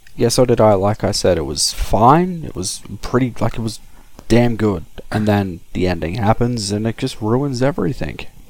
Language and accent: English; Australia; speaking as an Australian